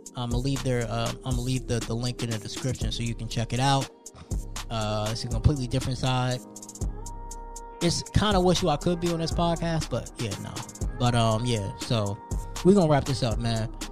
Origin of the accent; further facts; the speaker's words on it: New Jersey, United States; moved away; I'm from New Jersey